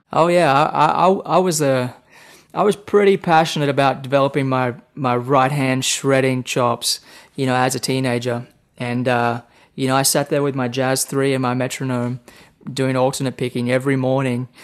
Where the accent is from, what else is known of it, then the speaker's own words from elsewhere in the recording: Temagog, New South Wales, Australia; now in Nashville, United States; I grew up in Australia, the state of New South Wales, in a small town right between Sydney and Brisbane on the east coast. So the town is called Temagog